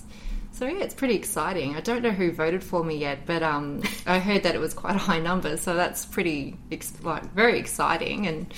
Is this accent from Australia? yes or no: yes; Australia; I am an Australian porn star, producer, femdom mistress. And escort.